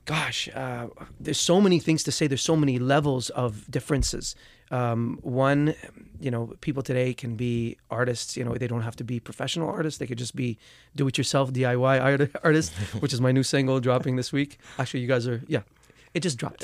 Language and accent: English; Dubai, United Arab Emirates; moved away; back home where I grew up in Dubai